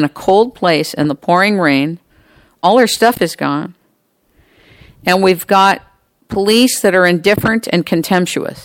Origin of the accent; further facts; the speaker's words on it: United States; I'm American